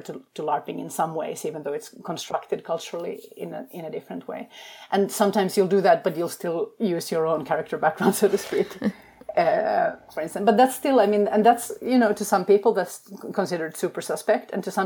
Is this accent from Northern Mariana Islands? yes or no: no; Finland; moved away; also born or lived in Sweden / England / Denmark; I come from Finland, which is a culture that does not have small talk, like at all